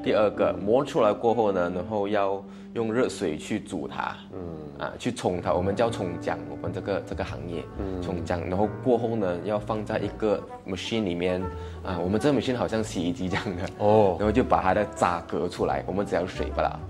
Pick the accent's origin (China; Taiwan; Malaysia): Malaysia; Bentong, Pahang; 我们那边当地人广西人比较多